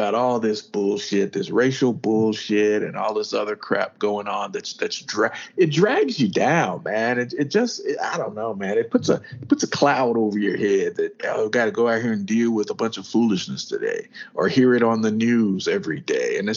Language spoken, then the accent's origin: English; the South, United States; we grew up in the South